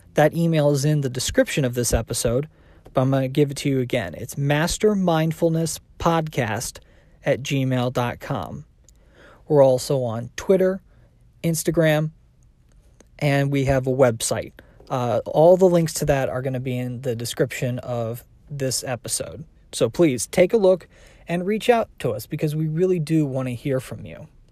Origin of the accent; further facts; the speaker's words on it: South Carolina, United States; moved away; also born or lived in Midwest / Washington, D.C. / London; growing up, I'd traveled between uh, my parents' house in South Carolina to go visit my biological father in St. Louis. Then later on in my life, we moved from South Carolina to the Midwest